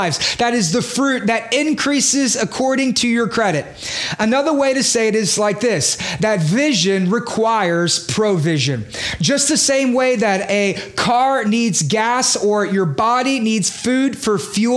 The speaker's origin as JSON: {"language": "English", "town": "Beaumont", "region": "Texas", "country": "United States", "also_born_or_lived": "Houston / New York", "moved": "as an adult", "said": "I'm from Beaumont"}